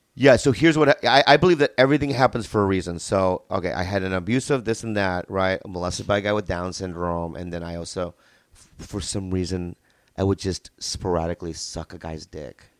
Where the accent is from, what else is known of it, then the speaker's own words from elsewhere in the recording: San Diego, California, United States; also born or lived in Minnesota; I grew up in San Diego, but then I lived in Minnesota, like, between two and nine, and then we moved back to San Diego